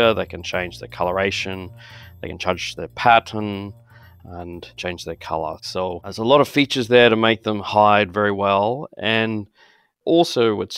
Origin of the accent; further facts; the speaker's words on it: Brisbane, Queensland, Australia; moved away as an adult; also born or lived in Cambridge; now in Minnesota, United States; As you might have guessed from my voice, I'm Australian. So I grew up in Brisbane in Queensland